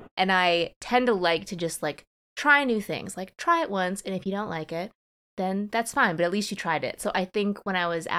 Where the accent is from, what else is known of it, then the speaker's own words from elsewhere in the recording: United States; I'm an Asian American woman.